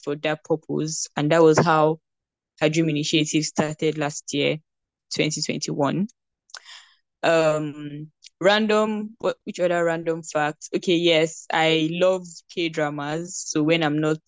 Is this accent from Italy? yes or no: no; Nigeria; I am a Nigerian and I recently graduated from Obafemi